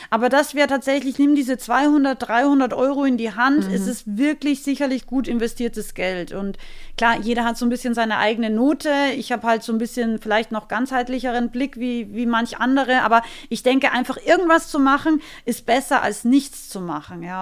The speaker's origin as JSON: {"language": "German", "country": "Austria", "said": "ich bin ja aus Österreich, ich bin ein relativ direkter Mensch."}